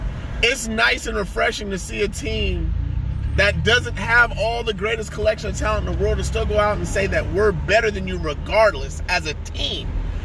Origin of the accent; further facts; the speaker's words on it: California, United States; to live in California, to be born and raised in California